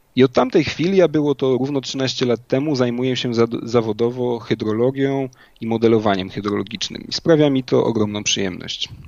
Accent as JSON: {"language": "Polish", "town": "Inowrocław", "region": "Kuyavian-Pomeranian Voivodeship", "country": "Poland", "tie": "born or raised there", "said": "do czasów późnej podstawówki oraz y, liceum w rodzinnym Inowrocławiu"}